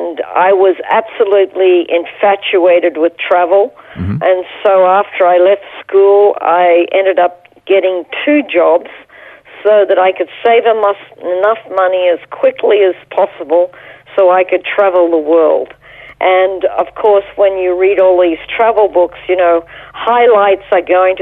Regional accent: Toowoomba, Queensland, Australia; moved away as an adult; also born or lived in Brisbane; now in Jerusalem, Israel; spent most of my childhood growing up and my pivotal years of education in Toowoomba

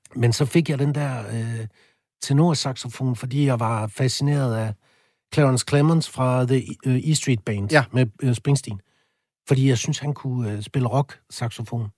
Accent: a small town outside Aalborg, North Denmark Region, Denmark; der hvor jeg kommer fra, det er jo en lille by lidt uden for Aalborg, så flyttede jeg til Aalborg senere

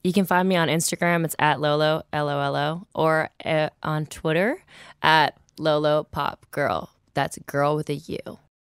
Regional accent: Toronto, Ontario, Canada; I'm actually from Toronto proper

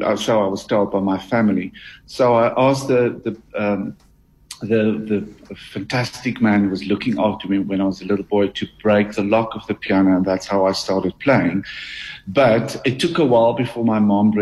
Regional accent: Harrismith, Free State, South Africa; In the Free State. I grew up in Harry Smith.

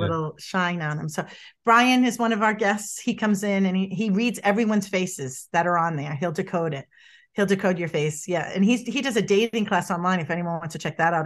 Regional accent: Boston, Massachusetts, United States; moved away; I'm from Boston originally, if people pick up on my accent or my moxie

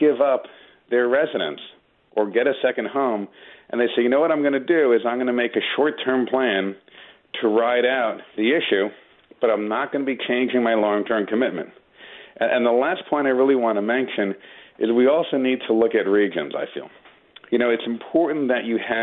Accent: Long Island, New York, United States; moved away as an adult; also born or lived in Manhattan, New York; now in Westchester, United States; I grew up in Long Island, lived in Manhattan for a while, now I live in Westchester

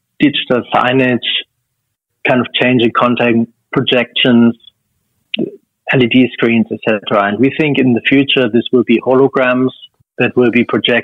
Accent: Germany; now in Sydney, Australia; it's a thing that I grew up with in Germany

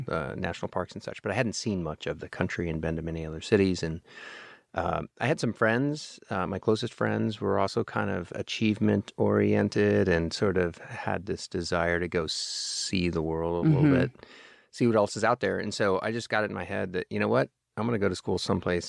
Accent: Houston, Texas, United States; I managed to spend my entire childhood in Houston and not come away with an accent

